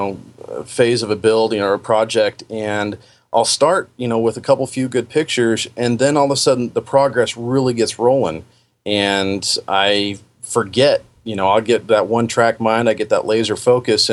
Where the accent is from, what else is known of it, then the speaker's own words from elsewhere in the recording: Puget Sound area, Washington, United States; moved away as an adult; now in Oregon, United States; Although I was born and raised up in the Puget Sound area, after my teenage years, I've spent all my time here in Oregon